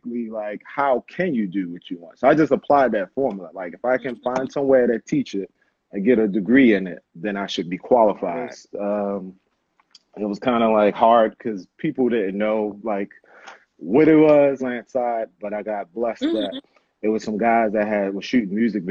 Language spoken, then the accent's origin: English; Baltimore, Maryland, United States; I grew up in Baltimore City. And so in Baltimore, Maryland